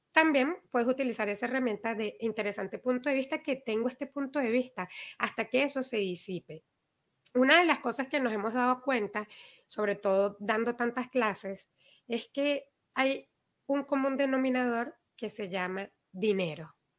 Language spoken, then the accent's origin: Spanish; Venezuela; moved away; Nosotros que mm. venimos de Venezuela